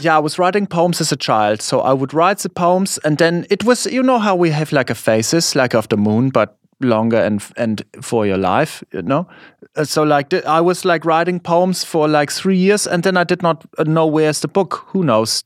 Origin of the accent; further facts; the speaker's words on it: Germany; English is a second language; moved away as an adult; now in United States; in my school, not so many people, we are liking American culture. It is it's still like this in Germany